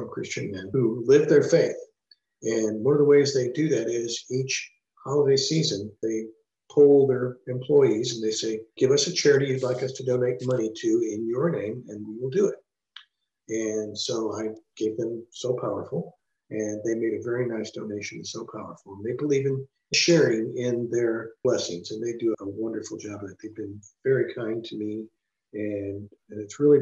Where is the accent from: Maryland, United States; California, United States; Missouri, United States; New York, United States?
Missouri, United States; St. Louis; I'm originally from St. Louis, Missouri